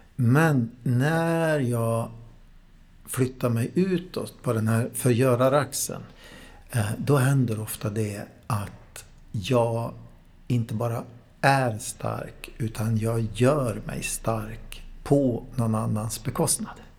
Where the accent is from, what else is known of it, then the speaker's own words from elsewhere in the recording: Värmland, Sweden; moved away; Jag är från Värmland från början